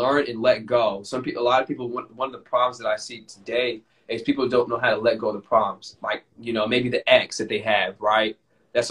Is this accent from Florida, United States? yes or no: yes; Florida, United States; moved away; I still have some good friends in my hometown